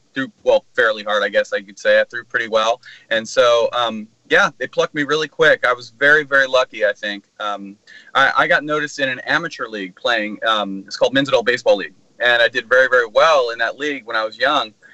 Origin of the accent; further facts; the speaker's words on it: Milpitas, California, United States; I'm from Milpitas, California